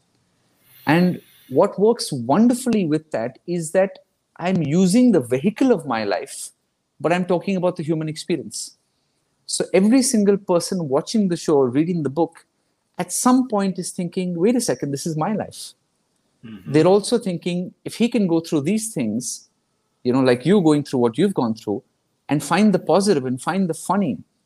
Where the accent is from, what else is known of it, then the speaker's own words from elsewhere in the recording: Kolkata, West Bengal, India; I'm from Calcutta